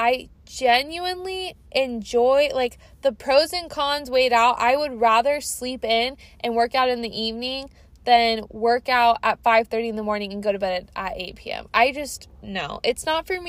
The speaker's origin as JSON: {"language": "English", "region": "Washington", "country": "United States", "said": "I'm from Washington. You guys know that. I'm a Portlandia, Washingtonian girly"}